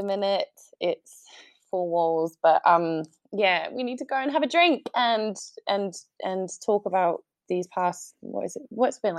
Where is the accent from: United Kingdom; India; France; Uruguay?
Uruguay; accent: Uruguayan Spanish; English is a second language; I sound quite English, well, to my friends, because I've just been away for so long. And I had a Colombian boyfriend for quite a while. So then my Uruguayan Spanish kind of mixed with this Colombian twang